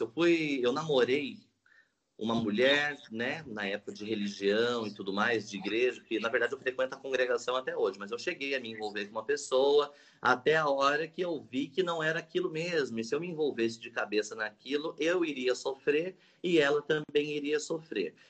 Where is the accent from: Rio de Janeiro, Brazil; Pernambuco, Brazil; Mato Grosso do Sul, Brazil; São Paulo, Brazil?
São Paulo, Brazil; Salesópolis; estudei a vida toda aqui em Salesópolis